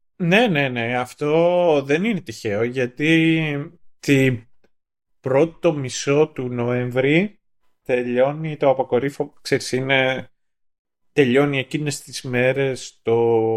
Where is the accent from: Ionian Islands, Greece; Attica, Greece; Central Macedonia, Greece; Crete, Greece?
Attica, Greece; Kythira; στην πατρίδα μου στα Κύθυρα